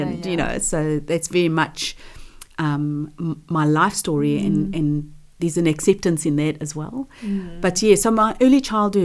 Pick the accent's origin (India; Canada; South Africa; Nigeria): South Africa; moved away; I had a reasonable business economics teacher back in South Africa. I'm from South Africa.